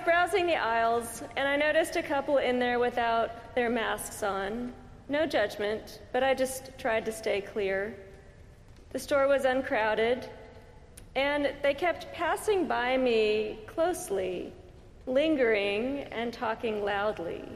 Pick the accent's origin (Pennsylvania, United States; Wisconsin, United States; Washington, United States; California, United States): California, United States; I'm from California